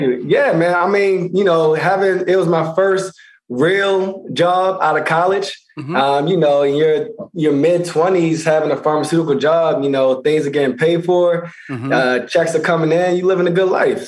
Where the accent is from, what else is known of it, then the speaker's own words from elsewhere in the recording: Baltimore, Maryland, United States; moved away; also born or lived in Pennsylvania; originally Baltimore, Maryland, and uh, went to high school in Pennsylvania.